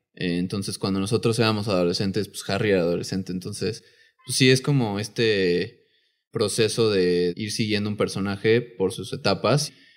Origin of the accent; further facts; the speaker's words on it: Mexico; siendo mexicanos